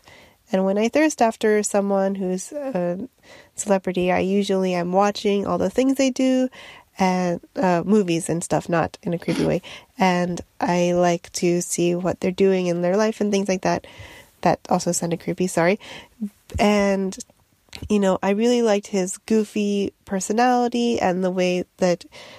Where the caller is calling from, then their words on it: Japan; Hi, Bim and Nicole. This is …. I'm sending this from Japan